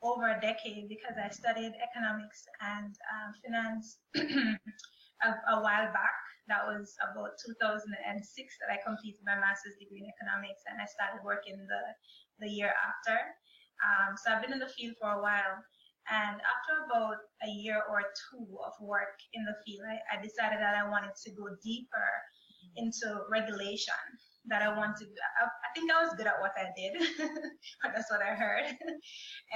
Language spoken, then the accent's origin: English; Jamaica; moved away as an adult; now in United States; I'm originally from Jamaica. And I came to the United States in 2015